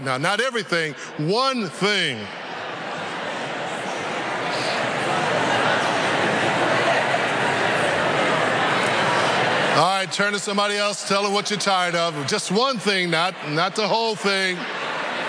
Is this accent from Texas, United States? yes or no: no; California, United States; moved away; I grew up in California where they have real roller coasters